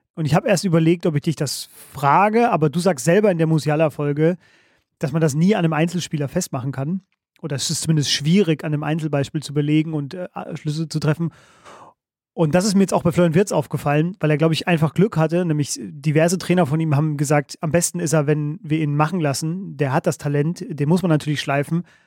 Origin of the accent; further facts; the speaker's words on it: Coburg, Bavaria, Germany; von meinem Heimatort Coburg